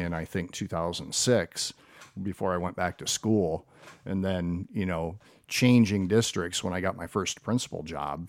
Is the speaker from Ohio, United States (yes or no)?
yes; Perrysburg, Ohio, United States; I grew up here and, uh, went to Frank Elementary before Woodland Elementary was built